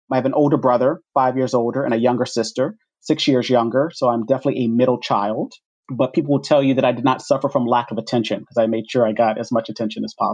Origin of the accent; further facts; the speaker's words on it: New Orleans, Louisiana, United States; So I was born and raised in New Orleans, Louisiana. And anyone who knows me well knows that New Orleans is a large part of who I am and who I identify with.